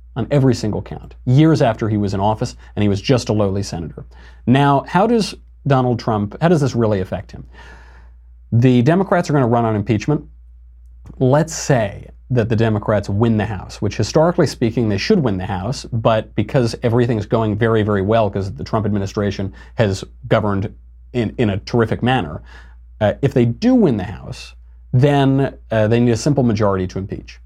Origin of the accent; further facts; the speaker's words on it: New York, United States; now in Los Angeles, United States; I'm from New York, I live in L